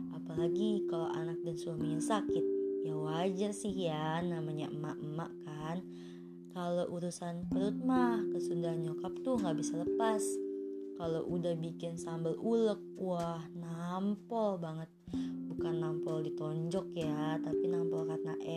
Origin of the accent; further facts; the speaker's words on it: Jakarta, Indonesia; also born or lived in West Java; gue sendiri sih lahir di Jawa Barat tapi sekitar usia 3 bulan gue udah diboyong ke Jakarta nih beda sama adik gue yang emang lahir di Jakarta.